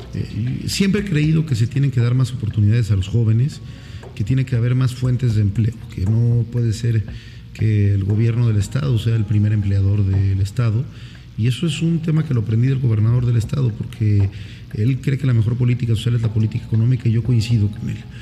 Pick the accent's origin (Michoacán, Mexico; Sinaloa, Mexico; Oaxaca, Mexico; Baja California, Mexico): Oaxaca, Mexico; Oaxaca de Juárez; also born or lived in Tuxtepec; nazco aquí en la ciudad de Oaxaca de Juárez un 2 de junio de 1988